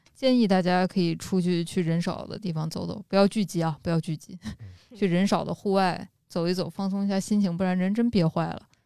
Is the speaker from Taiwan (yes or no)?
no; Xi'an, Shaanxi, China; now in Beijing, China; 我们西安的街道